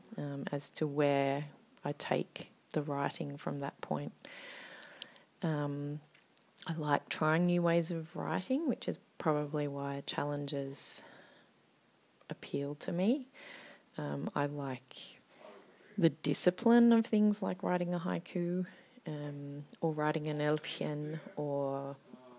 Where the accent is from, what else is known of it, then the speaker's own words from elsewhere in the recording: Australia; now in Finland; I am an Australian poet and writer based in Finland.